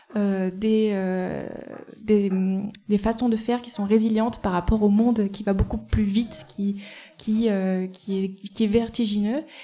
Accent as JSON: {"language": "French", "area": "Eyrieux valley, Ardèche", "region": "Auvergne-Rhône-Alpes", "country": "France", "also_born_or_lived": "Nantes", "said": "je viens de la vallée de l'Erieux"}